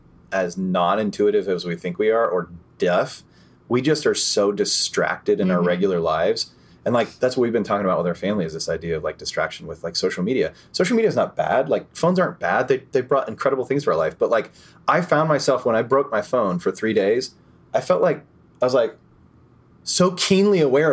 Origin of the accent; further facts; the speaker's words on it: New York, United States; I'm from New York.